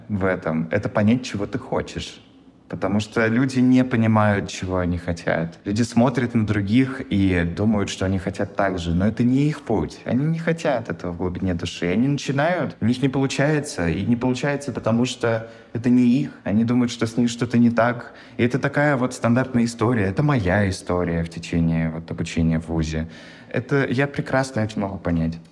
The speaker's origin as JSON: {"language": "Russian", "country": "Russia", "moved": "as an adult", "lives_now": "Seattle, United States", "said": "на моей работе то, что я из России"}